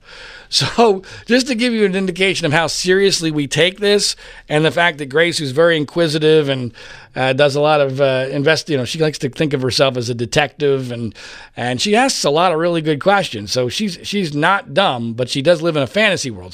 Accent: Philadelphia, Pennsylvania, United States; when I was growing up in Philadelphia

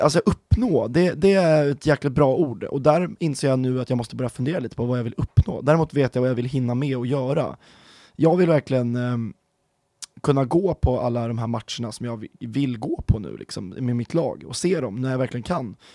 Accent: Stockholm County, Sweden; moved away; jag är ju från eh, Stockholmsregionen. Eh, norr om Stockholm

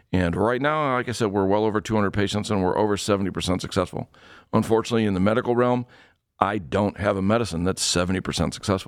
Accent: Ohio, United States; I was born and raised in Ohio. I lived all over the state, and you get all four seasons.

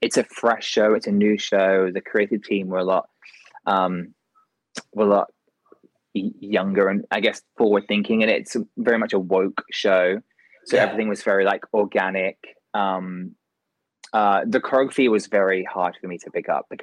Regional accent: Kent, South East England, United Kingdom; now in London, United Kingdom; I'm from a place called Kent, which is like an hour and a half from London

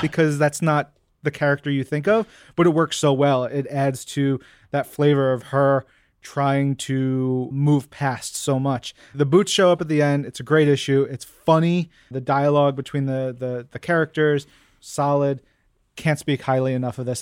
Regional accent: New York, United States; I'm a New Yorker.

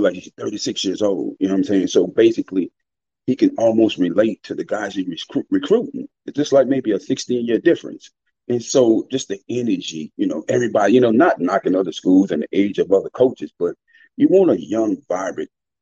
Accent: New Orleans, Louisiana, United States; I grew up in New Orleans

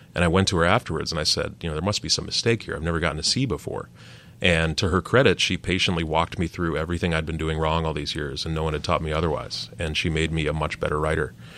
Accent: Chicago, Illinois, United States; moved away; also born or lived in Washington; I was born in Wrigleyville

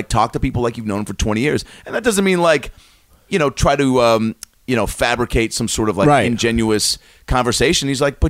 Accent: Seattle, Washington, United States; moved away as an adult; also born or lived in Los Angeles; now in New York, United States; I grew up in Seattle with Ken Griffey Jr.

